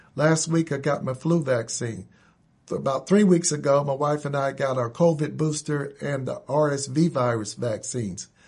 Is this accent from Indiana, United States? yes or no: yes; Indianapolis, Indiana, United States; I grew up here in Indianapolis, went to public school forty-five, uh, went to Short Ridge Junior High and high school